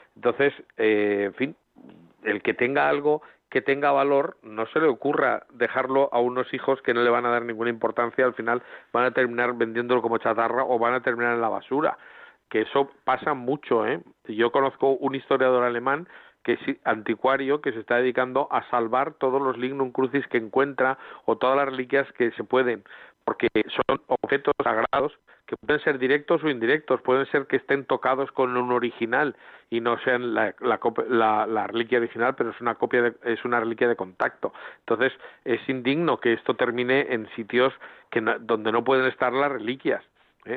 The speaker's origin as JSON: {"language": "Spanish", "town": "Valencia", "region": "Valencian Community", "country": "Spain", "said": "en Valencia somos, los valencianos somos muy especiales."}